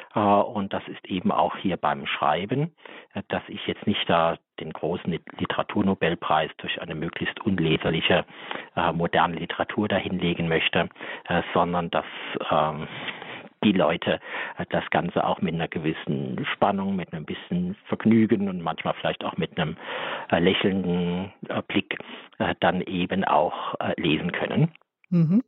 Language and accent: German; Saarland, Germany; ich stamme aus dem Saarland